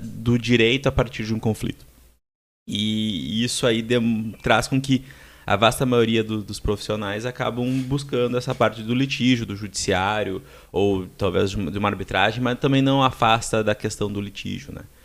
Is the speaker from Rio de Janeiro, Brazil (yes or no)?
no; Passo Fundo, Rio Grande do Sul, Brazil; moved away as an adult; also born or lived in Dublin, Ireland; now in Porto Alegre, Brazil; moro há cerca de 15 anos aqui em Porto Alegre, sou nascido de Passo Fundo, em 2006 vim para cá fazer faculdade.